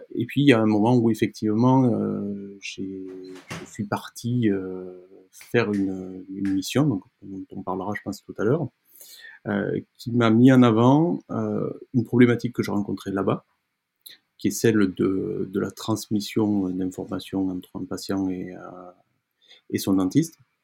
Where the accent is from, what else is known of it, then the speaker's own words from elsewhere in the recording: Génolhac, Occitania, France; also born or lived in Toulon; je suis né donc, euh, dans les Cévennes, une partie un petit peu montagneuse